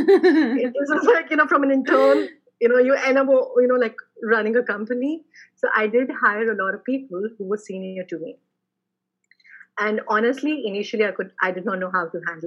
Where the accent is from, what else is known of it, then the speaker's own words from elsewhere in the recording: Jammu, Jammu and Kashmir, India; I come from a very small city in India. It's called Jammu, which is in Jammu, Kashmir